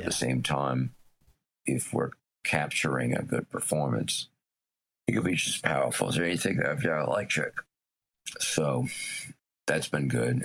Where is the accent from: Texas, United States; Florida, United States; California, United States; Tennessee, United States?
Tennessee, United States; growing up in Tennessee